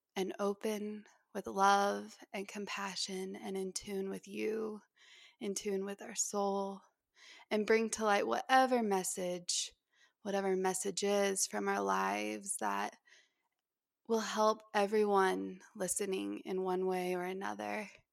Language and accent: English; Utah, United States; moved away as an adult; also born or lived in Hawaii; I did not appreciate it at all when I was growing up here